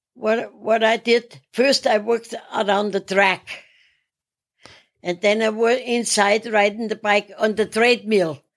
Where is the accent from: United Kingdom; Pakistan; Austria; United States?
Austria; Salzburg; moved away as an adult; I'm from Salzburg, Austria